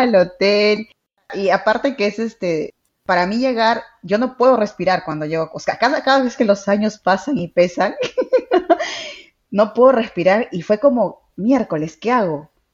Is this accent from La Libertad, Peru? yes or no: yes; Trujillo, La Libertad, Peru; now in Lima, Peru; yo soy de Trujillo, qué de diferente es a Lima, ahora vivo en Lima